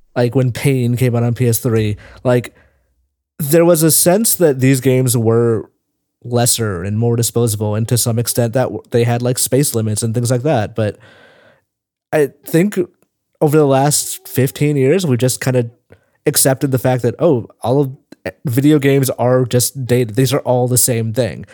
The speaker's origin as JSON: {"language": "English", "region": "Tennessee", "country": "United States", "tie": "born or raised there", "moved": "as an adult", "lives_now": "San Francisco, United States", "said": "I was born in Tennessee"}